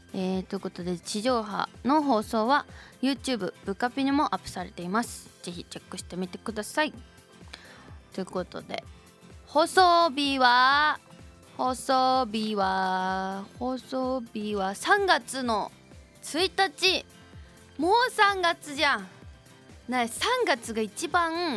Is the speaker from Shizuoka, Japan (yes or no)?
yes; Shizuoka, Japan; moved away; 私の故郷静岡の高校